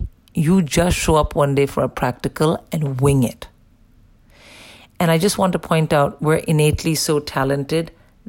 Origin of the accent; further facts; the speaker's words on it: India; moved away; I'm born and raised in India